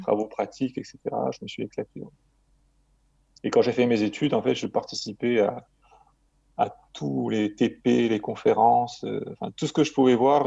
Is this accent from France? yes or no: yes; Marseille, Provence-Alpes-Côte d'Azur, France; j'ai grandi euh, à Marseille